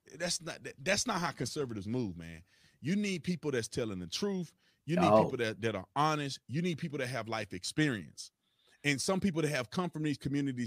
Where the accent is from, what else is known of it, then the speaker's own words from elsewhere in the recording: Texas, United States; can tell the way I talk that I'm from Texas